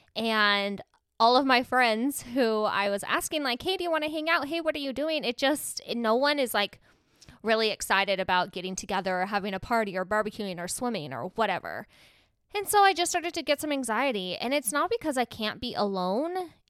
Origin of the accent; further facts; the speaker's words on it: Mesa, Arizona, United States; I'm from Mesa, Arizona, and there's a lot of Mormons here